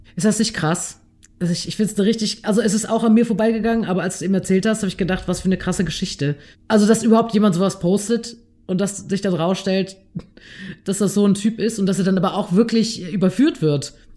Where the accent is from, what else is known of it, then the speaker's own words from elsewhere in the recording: North Rhine-Westphalia, Germany; Ich komme aus NRW